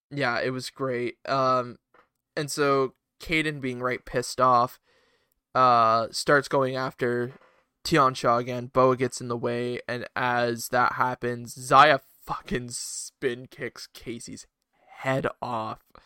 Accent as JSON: {"language": "English", "country": "Canada", "said": "as a Canadian"}